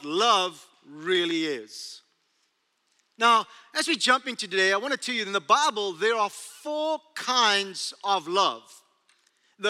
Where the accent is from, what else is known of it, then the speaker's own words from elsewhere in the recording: South Africa; accent: South African; moved away as an adult; now in United States; Where's my accent from? Australia? Nope. South Africa? Bingo.